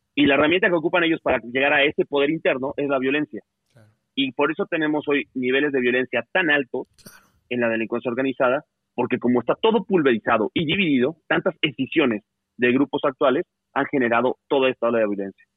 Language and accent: Spanish; Mexico; somos Estado mexicano